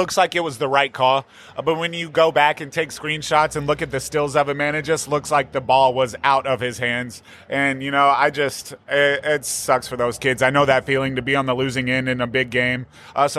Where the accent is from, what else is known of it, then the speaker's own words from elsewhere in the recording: Dayton, Texas, United States; I grew up in Dayton, and Huffman is dead in the middle between Atascocita and Dayton.